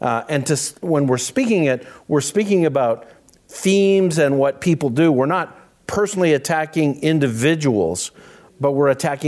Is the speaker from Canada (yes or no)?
yes; Canada; moved away; I grew up in Canada